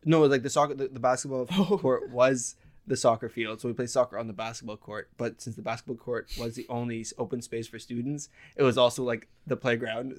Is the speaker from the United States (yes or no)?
no; Lebanon; I grew up in Lebanon